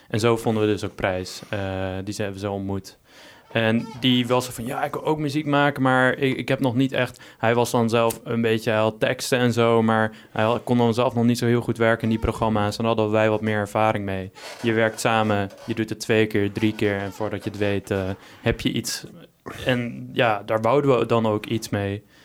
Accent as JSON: {"language": "Dutch", "town": "Texel", "region": "North Holland", "country": "Netherlands", "tie": "born or raised there", "moved": "as an adult", "lives_now": "Arnhem, Netherlands", "said": "ik kom van Texel en ik ben daar gewoon gewend om veel stille natuur om me heen te hebben"}